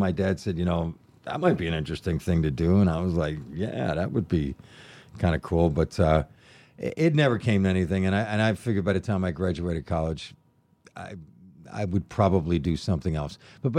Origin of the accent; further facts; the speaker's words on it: Buffalo, New York, United States; I'm a Buffalo guy.